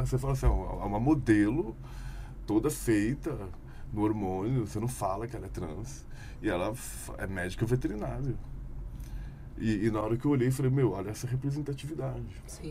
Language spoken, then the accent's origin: Portuguese; Belo Horizonte, Minas Gerais, Brazil; now in Campinas, Brazil; hoje eu tenho 30 anos. É nasci em Belo Horizonte.